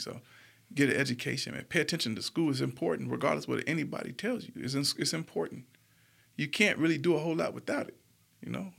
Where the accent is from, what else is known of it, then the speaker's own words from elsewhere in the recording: San Diego, California, United States; now in Montgomery, United States; We grew up in the hood, Logan Heights in San Diego